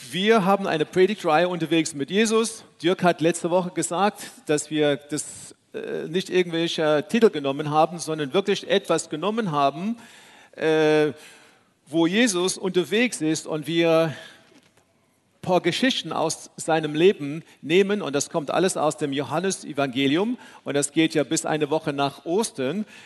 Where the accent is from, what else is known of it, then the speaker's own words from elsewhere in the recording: South Africa; moved away; So wie viele, viele von euch wissen, äh, bin ich in Südafrika aufgewachsen, in einer ganz anderen Kultur.